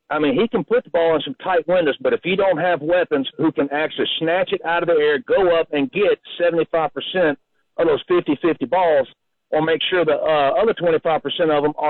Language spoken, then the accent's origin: English; Tennessee, United States; growing up in Tennessee, we did not have a football team when I was young.